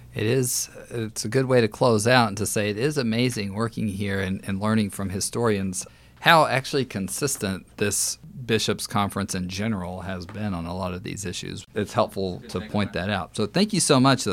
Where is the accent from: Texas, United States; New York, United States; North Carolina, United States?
Texas, United States; moved away; also born or lived in California; I'm from Texas